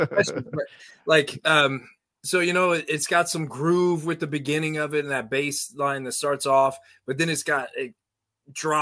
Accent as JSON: {"language": "English", "region": "Louisiana", "country": "United States", "moved": "yes", "lives_now": "Houston, United States", "said": "I'm originally from Louisiana"}